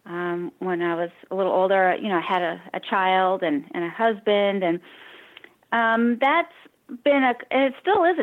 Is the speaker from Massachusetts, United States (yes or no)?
yes; Cambridge, Massachusetts, United States; now in San Diego, United States; I grew up in Cambridge, Massachusetts